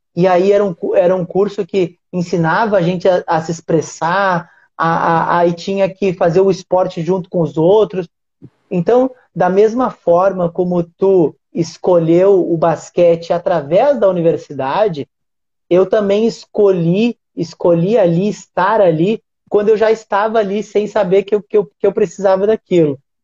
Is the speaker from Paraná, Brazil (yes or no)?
no; Uruguaiana, Rio Grande do Sul, Brazil; eu sou de uma cidade do interior do Rio Grande do Sul, se chama Uruguaiana.